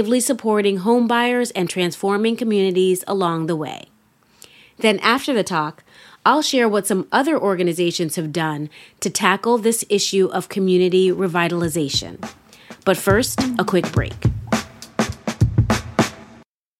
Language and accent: English; New York City, New York, United States; I grew up in New York City, specifically in Harlem